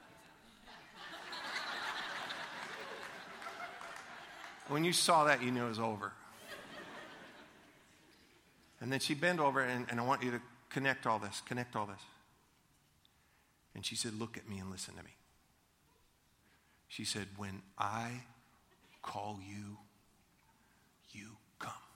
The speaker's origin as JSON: {"language": "English", "town": "Leesburg", "country": "United States", "tie": "born or raised there", "said": "I was growing up in Leesburg, and we lived at 205 Lewis Street"}